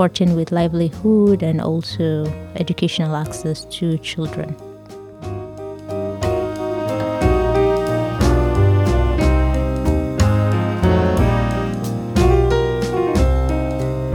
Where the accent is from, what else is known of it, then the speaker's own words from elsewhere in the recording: Nigeria; I am from Nigeria